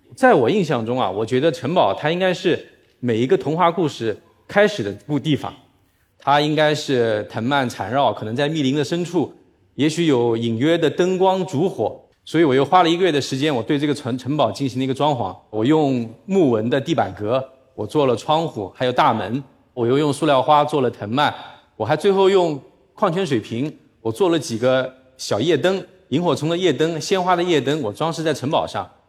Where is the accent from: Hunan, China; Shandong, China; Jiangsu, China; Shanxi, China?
Jiangsu, China; Nanjing; moved away as an adult; also born or lived in Shanghai; 我是一个南京人，我在上海工作生活过十七年